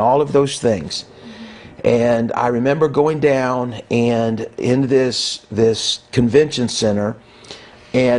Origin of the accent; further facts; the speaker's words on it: Kansas City, Missouri, United States; moved away as an adult; now in Buffalo, United States; I'm a Kansas City born and raised guy.